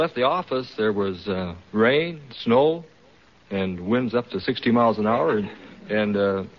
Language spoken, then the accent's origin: English; Seattle, Washington, United States; I'm from Seattle, Washington.